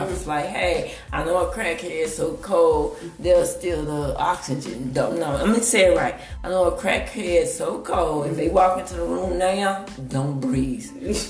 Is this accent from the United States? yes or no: yes; Dallas, Texas, United States; now in Fort Worth, United States; I'm from Dallas. I'm born and raised in Dallas, Texas.